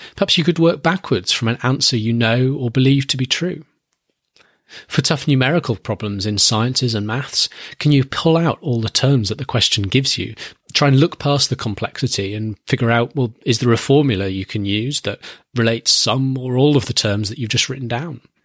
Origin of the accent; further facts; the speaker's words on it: United Kingdom; my home country, Great Britain